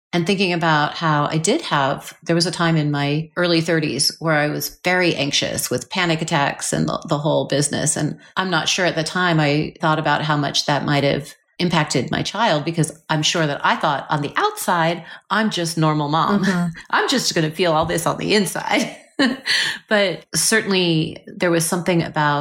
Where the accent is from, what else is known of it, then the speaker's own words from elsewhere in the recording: Seattle, Washington, United States; I grew up in Seattle just after the Ted Bundy sort of situation